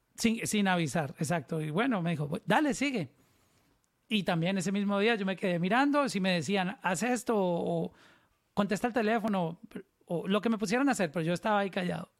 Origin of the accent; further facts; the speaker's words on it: Pácora, Caldas, Colombia; moved away; also born or lived in Medellín; soy de un pueblito que se llama Pacora Caldas, pero mm, me trasladé luego a Medellín